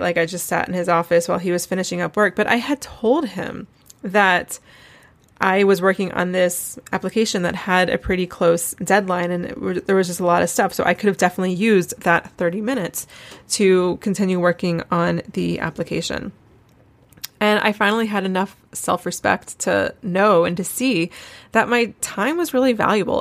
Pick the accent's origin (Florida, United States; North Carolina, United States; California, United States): North Carolina, United States; Asheville; moved away as an adult; also born or lived in Columbia, South Carolina / Jerusalem / Charleston, South Carolina; I grew up in Asheville, which is only five hours away from Charleston, and I was actually born in Columbia, South Carolina, never really lived there